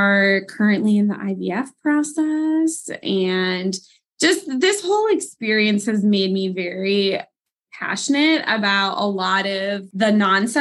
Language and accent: English; Wisconsin, United States; moved away as an adult; now in Pennsylvania, United States; I am originally from Wisconsin. That is my home base.